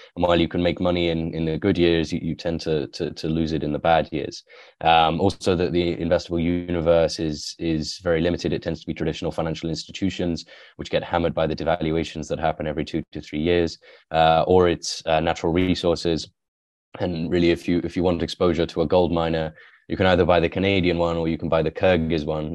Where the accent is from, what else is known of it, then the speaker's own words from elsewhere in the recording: west of England, near Wales, West Midlands, United Kingdom; also born or lived in Iran; I grew up in the countryside, um, in England, so in the west of England, near, near Wales